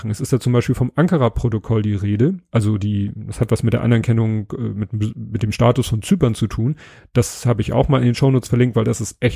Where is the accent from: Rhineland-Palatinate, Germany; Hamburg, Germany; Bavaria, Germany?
Hamburg, Germany; Ich bin Hamburger, das merkt man.